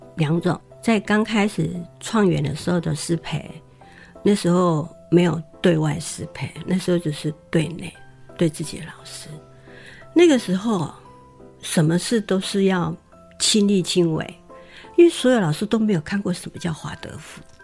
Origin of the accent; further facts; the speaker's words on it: Taiwan; 原来我是跟他们一伙，就是台湾人